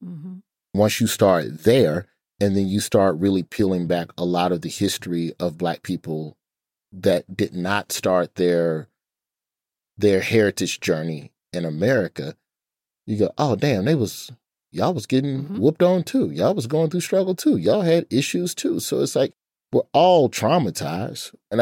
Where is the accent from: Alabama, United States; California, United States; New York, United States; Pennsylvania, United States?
Alabama, United States; Birmingham; But growing up in Birmingham, growing up as a black child in a black city in a black side of town, it was very jovial.